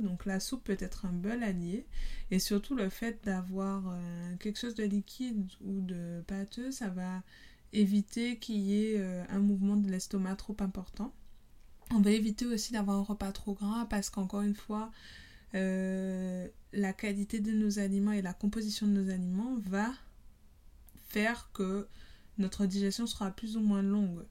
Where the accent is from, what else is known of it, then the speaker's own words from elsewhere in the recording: Guadeloupe; je suis guadeloupéenne